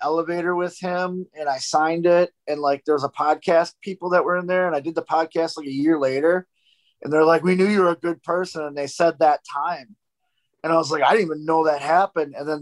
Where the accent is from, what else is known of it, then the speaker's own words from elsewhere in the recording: Milwaukee, Wisconsin, United States; I'm from Milwaukee.